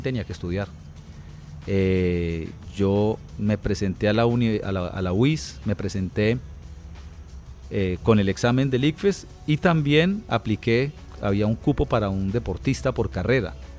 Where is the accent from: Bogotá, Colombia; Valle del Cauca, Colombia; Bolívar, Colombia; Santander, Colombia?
Santander, Colombia; Bucaramanga; also born or lived in Bogotá; nosotros nos venimos a vivir a Bucaramanga, porque nosotros vivíamos en Bogotá. Nos vinimos cuando yo tenía cuatro años